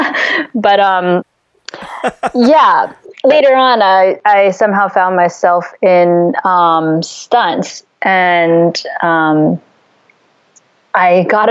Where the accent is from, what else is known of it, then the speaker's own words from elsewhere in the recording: D.C., Virginia, United States; moved away as an adult; also born or lived in Beijing, China / Philippines / Taiwan; now in Philippines / Taiwan; I grew up in near Washington, D.C.